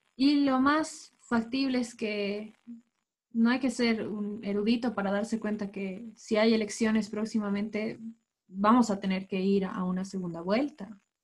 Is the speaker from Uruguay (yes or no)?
no; Bolivia; De todos como bolivianos.